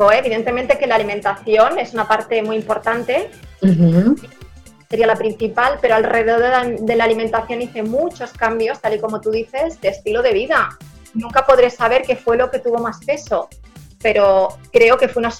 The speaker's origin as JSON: {"language": "Spanish", "town": "Barcelona", "region": "Catalonia", "country": "Spain", "said": "yo, yo soy de Barcelona"}